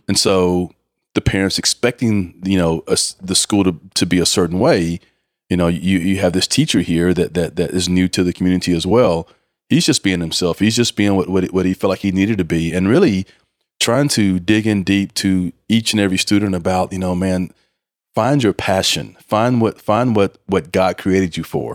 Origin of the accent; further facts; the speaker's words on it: Mineola, Texas, United States; growing up in, in, in an East Texas town, Mineola